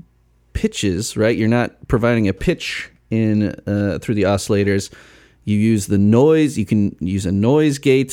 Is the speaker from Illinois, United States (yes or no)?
yes; Chicago suburbs, Illinois, United States; I grew up in the Chicago burbs